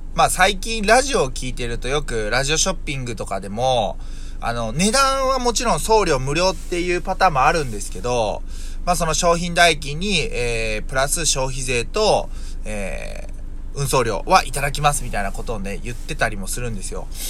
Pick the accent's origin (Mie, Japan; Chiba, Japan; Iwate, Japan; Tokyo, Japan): Mie, Japan; Yokkaichi; 僕の住んでいる三重県四日市市で行くと、僕の地元はその、えー、郵便局のあがた支店っていうところ